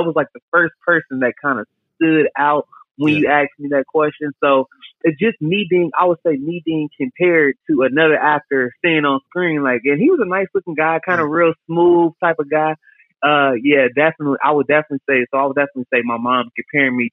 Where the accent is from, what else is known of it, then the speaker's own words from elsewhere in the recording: Dolton, Illinois, United States; also born or lived in Chicago suburbs; I'm from Dalton, Illinois, man. I grew up there.